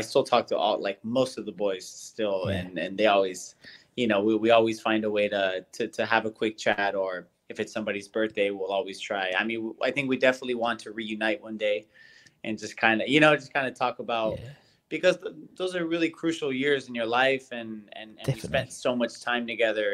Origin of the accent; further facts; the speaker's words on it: United States; moved away; being American